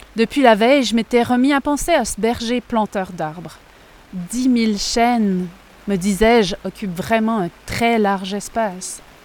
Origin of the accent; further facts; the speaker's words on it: Quebec, Canada; je suis canadienne, je suis québécoise